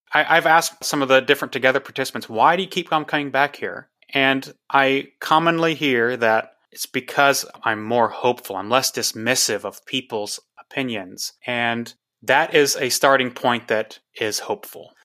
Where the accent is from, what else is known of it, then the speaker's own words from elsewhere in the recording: Texas, United States; I'm from Texas, went to, uh, college in Austin